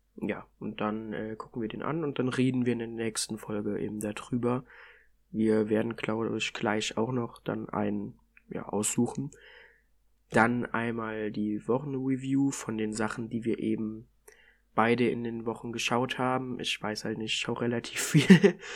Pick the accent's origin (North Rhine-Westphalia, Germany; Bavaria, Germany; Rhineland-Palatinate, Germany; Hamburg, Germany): Rhineland-Palatinate, Germany; near Koblenz; komme von der Mosel in der Nähe von Koblenz bin 17,5